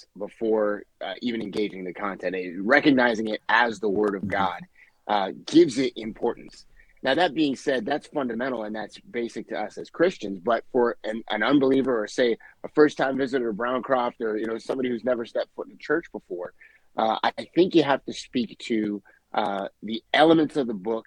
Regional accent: Southern Maryland, United States; now in Lynnfield, United States; I'm originally from Maryland, though. I'm originally from Southern Maryland.

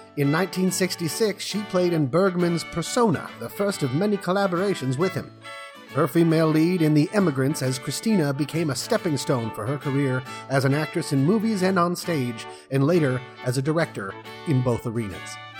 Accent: Molde, Møre og Romsdal, Norway; now in Sweden; the only movie ever filmed in my hometown of Mold.

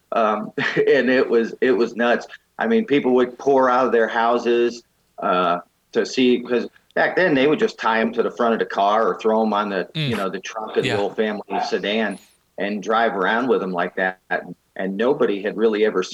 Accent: Massachusetts, United States; moved away as an adult; also born or lived in Kansas; now in Missouri, United States; I grew up in Massachusetts

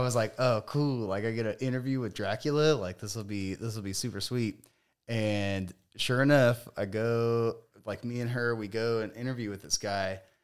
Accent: Palmdale, California, United States; moved away; I grew up in Palmdale, California

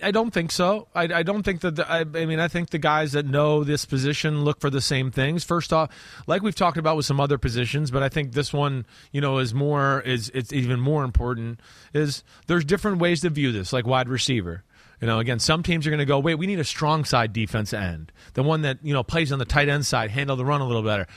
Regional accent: New Jersey, United States; growing up in New Jersey

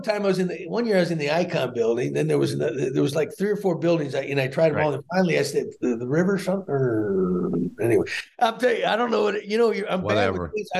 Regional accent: Great Falls, Montana, United States; born there; I was born in Great Falls, Montana. They had a military base out there, so that I may be going back to my roots.

